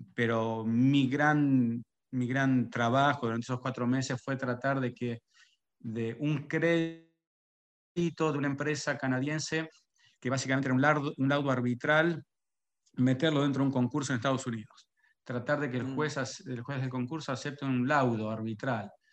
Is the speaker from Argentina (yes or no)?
yes; Carmen de Areco, Buenos Aires Province, Argentina; moved away as an adult; also born or lived in Toronto / New York; now in Paris, France; yo, de hecho, no soy ni siquiera de Buenos Aires, yo soy de Carmen de Areco, del campo